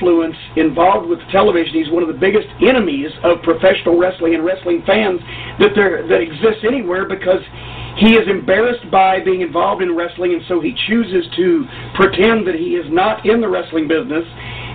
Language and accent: English; the South, United States; accent: pronounced Southern; we're both from the South, and we have these pronounced Southern accents